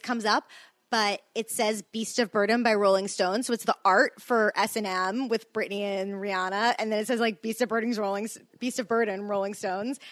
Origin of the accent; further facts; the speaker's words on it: Louisiana, United States; I'm from Louisiana too